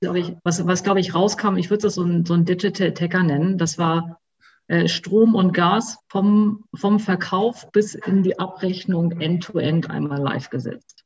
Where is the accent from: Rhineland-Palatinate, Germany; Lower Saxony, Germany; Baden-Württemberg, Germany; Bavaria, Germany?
Lower Saxony, Germany; Hanover; also born or lived in Göttingen; ich komme sogar ursprünglich aus Hannover